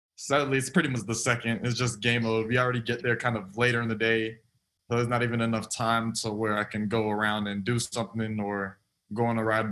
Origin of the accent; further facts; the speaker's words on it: South Florida, United States; moved away as an adult; also born or lived in Auburn; born and raised in South Florida